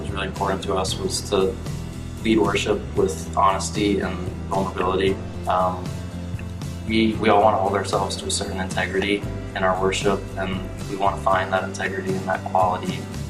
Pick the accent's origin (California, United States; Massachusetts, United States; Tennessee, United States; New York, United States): Tennessee, United States; Memphis; I'm from Memphis, and I play drums.